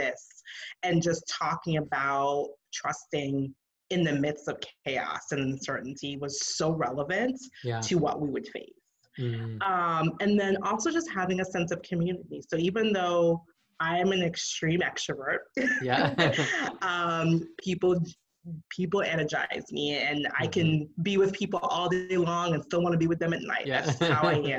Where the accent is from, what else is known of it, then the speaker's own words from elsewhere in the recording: New York City, New York, United States; moved away as an adult; now in Atlanta, United States; I grew up in New York City, very fast paced city, of course.